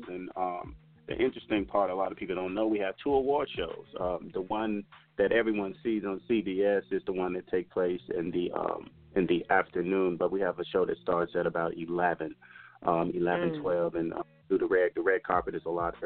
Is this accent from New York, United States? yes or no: no; Mississippi, United States; now in Las Vegas, United States; I am a country boy. I'm from Mississippi originally.